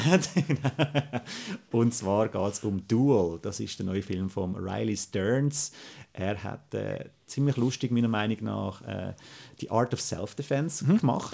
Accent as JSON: {"language": "German", "country": "Switzerland", "said": "als Schweizer"}